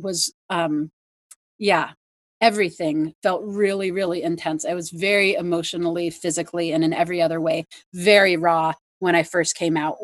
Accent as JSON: {"language": "English", "area": "near Paradise", "region": "California", "country": "United States", "tie": "born or raised there", "said": "my hometown, Paradise, California"}